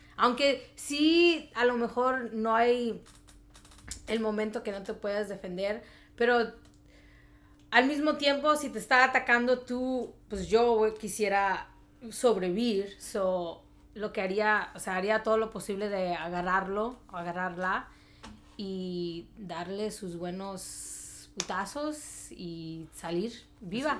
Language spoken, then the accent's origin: Spanish; Mexico; now in Chicago, United States; vengo de Chicago, pero soy mexicana